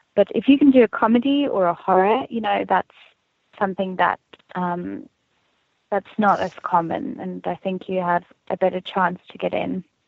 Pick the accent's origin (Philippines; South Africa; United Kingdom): South Africa; moved away as an adult; now in United States; I grew up in Afrikaans community